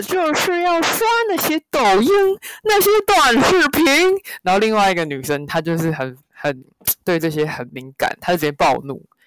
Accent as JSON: {"language": "Chinese", "country": "Taiwan", "said": "我们台湾人"}